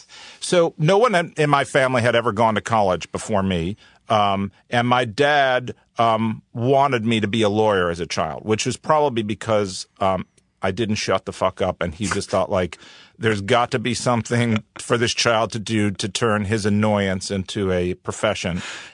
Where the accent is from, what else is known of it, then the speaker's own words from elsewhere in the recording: Cleveland, Ohio, United States; I grew up in Cleveland, Ohio.